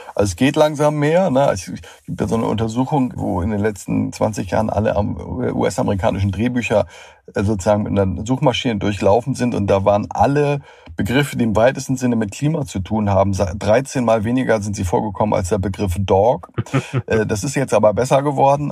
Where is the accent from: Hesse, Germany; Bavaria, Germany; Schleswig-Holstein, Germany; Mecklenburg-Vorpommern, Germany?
Schleswig-Holstein, Germany; Ich komme aus Schleswig-Holstein